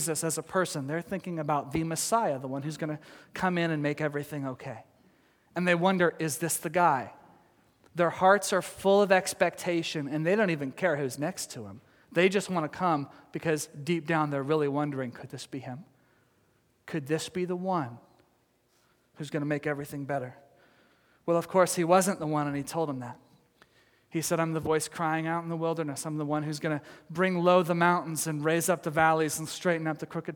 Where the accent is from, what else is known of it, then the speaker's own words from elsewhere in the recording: Texas, United States; now in Oregon, United States; I come from Texas, and we didn't have these kinds of mountains or even foothills there